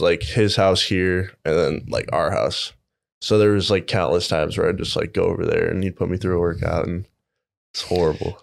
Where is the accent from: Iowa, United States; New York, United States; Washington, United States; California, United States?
Iowa, United States; Iowa City; I grew up in Iowa City, went to uh, City High